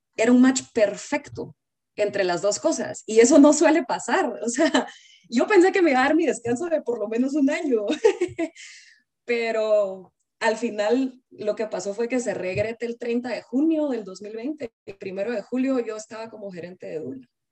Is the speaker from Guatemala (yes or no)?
yes; Guatemala; moved away as an adult; now in United States; Vivo en Estados Unidos, pero soy de Guatemala.